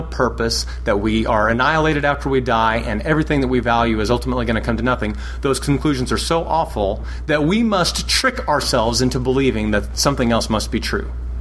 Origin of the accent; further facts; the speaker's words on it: Texas, United States; moved away as an adult; also born or lived in Massachusetts; I'm originally from Texas